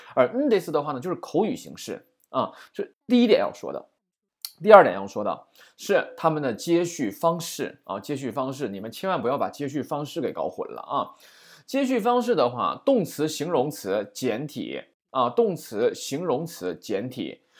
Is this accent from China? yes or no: yes; China; 我们中国人会经常说什么呀